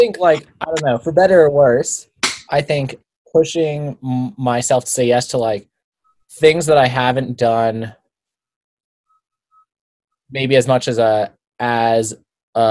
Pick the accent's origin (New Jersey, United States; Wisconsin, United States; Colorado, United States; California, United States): Colorado, United States; Boulder; I grew up in Boulder. I went to college here.